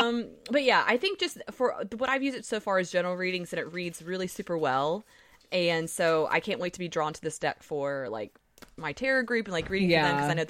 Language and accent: English; near Alabama, Southern US, United States; accent: southern; Did you hear my southern accent? This is how early it is. I can't control my southern accent.